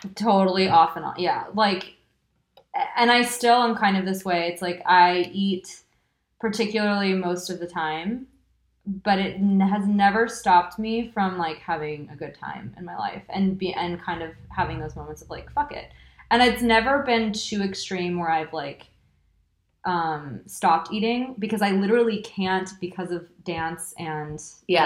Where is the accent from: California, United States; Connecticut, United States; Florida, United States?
California, United States; moved away as an adult; now in Paris, France; I did grow up in California it's funny because I tell people I'm I grew up in Southern California and then um, spent my high school years in Northern California